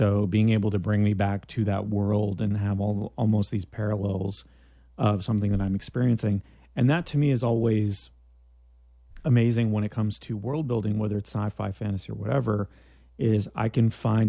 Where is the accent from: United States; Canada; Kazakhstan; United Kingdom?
Canada; which is my other claim to fame, that I am Canadian, not mm-hmm. only Greek, but Canadian Greek.